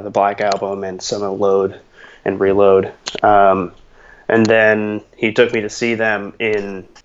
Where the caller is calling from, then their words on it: Culver City, California, United States; was basically a, a uh, neighborhood in LA.